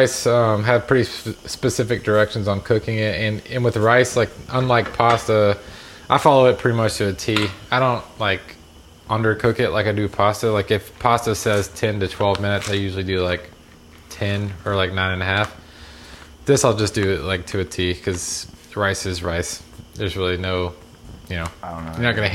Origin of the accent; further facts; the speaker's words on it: the South, United States; growing up in the South